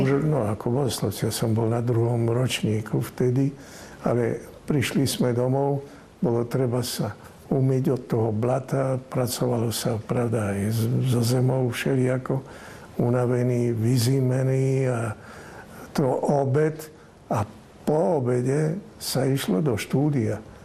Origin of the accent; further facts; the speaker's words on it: Slovakia; moved away; also born or lived in Rome, Italy; boli sme dvaja Slováci